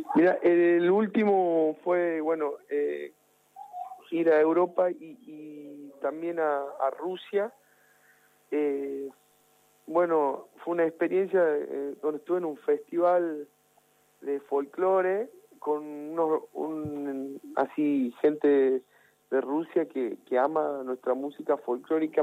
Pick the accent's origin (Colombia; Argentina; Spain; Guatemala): Argentina; Jujuy; la provincia de Jujuy, con mostrar eh, mi identidad, de dónde vengo